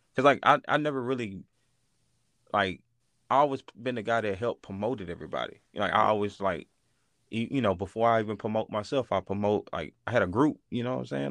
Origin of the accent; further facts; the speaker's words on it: Mississippi, United States; moved away; also born or lived in Arkansas; I was from Mississippi, and I started doing music in Arkansas